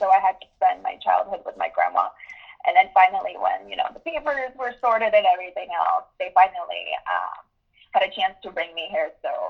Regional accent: United States; Growing up in the United States, there's a certain culture that you have to start working at least turning when you turn 16 years old.

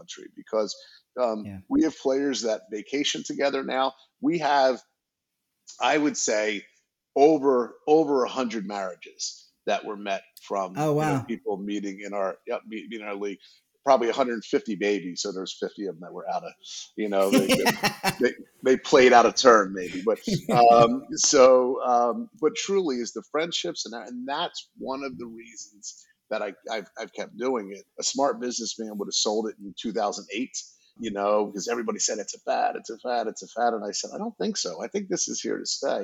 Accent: New Jersey, United States; moved away; I'm from Jersey originally

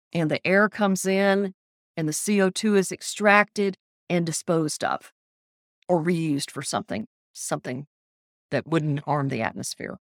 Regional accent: Biloxi, Mississippi, United States; moved away as an adult; also born or lived in Texas; now in Louisiana, United States; I grew up in Biloxi, Mississippi, went to college in Louisiana and Mississippi and Texas

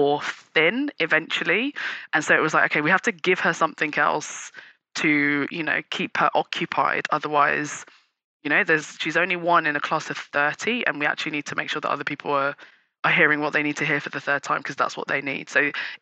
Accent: United Kingdom; also born or lived in Nigeria; We're British Nigerian

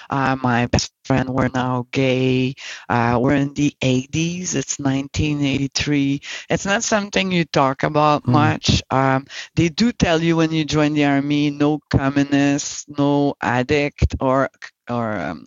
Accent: Montreal, Quebec, Canada; also born or lived in Saint John, New Brunswick; I'm from Montreal, born and raised in Montreal

